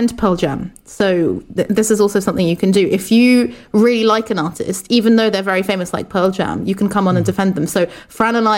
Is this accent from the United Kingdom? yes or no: yes; England, United Kingdom; moved away as an adult; also born or lived in Portugal; now in Brussels, Belgium; I am originally from Portugal, but I grew up in England, but I'm currently speaking to you from Brussels, Belgium.